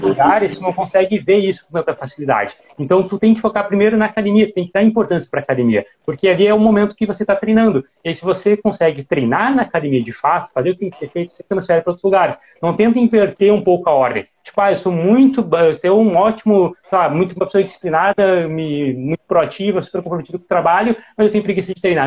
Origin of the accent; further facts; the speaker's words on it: Gaúcho, Rio Grande do Sul, Brazil; a gente é gaúcho